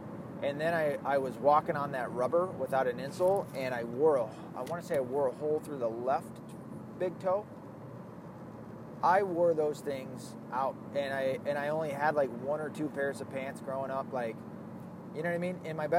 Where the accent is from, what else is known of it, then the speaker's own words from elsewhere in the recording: the South, United States; accent: Southern; my accent is almost all but gone from the South. Every once in a while, I'll get people that go, "Are you from the South?" Yeah. But it's almost all but gone. And that's sad, because I miss it. I miss the South so fucking much.